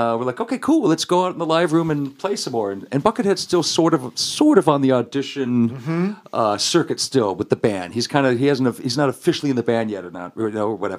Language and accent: English; Placentia, California, United States; I grew up in Placentia, which is Yorba Linda, Fullerton area.